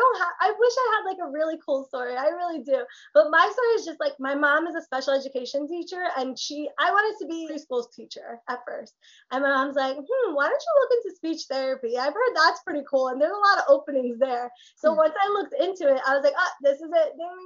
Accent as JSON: {"language": "English", "country": "Portugal", "first_language": "Portuguese", "second_language": "English", "said": "So I learned, I learned Portuguese first, which is, I'm from Portugal and my parents instilled the language in me."}